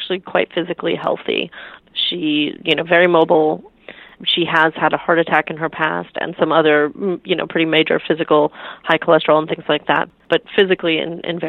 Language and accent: English; Milwaukee, Wisconsin, United States; now in Los Angeles, United States; I grew up in Milwaukee, Wisconsin, the glamorous Milwaukee, Wisconsin.